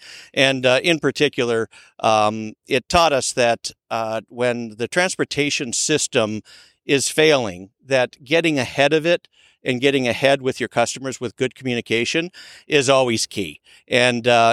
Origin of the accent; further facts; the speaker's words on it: Minneapolis, Minnesota, United States; accent: Minnesota; moved away as an adult; now in Henderson, United States; I moved out here 10 years ago from Minneapolis. My Minnesota accent